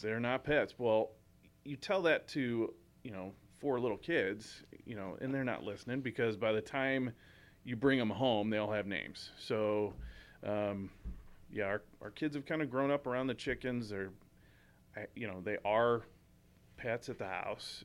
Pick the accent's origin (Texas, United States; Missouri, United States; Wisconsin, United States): Missouri, United States; St. Charles; in Saint Charles, when I was growing up